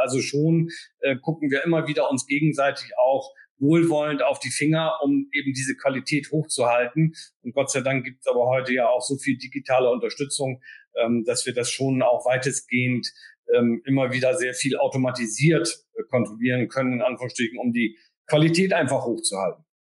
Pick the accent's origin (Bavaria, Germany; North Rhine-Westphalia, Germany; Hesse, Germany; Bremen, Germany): Bremen, Germany; als Bremer, ähm, sage ich jetzt mit ein bisschen Humor und Augenzwinkern, äh, sind wir natürlich sozusagen auch vom hanseatischen Kaufmannsgeist geprägt